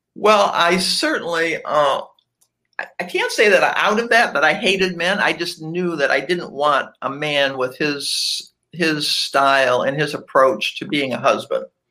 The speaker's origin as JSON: {"language": "English", "town": "Cleveland", "region": "Ohio", "country": "United States", "tie": "born or raised there", "moved": "as an adult", "lives_now": "Atlanta, United States", "said": "I was you born and raised in Cleveland, Ohio."}